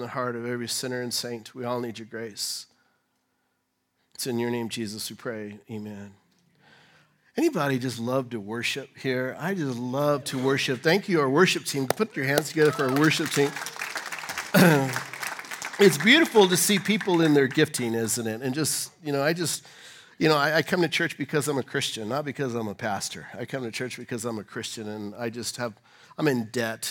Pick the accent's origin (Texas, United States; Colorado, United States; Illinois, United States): Colorado, United States; I'm from Colorado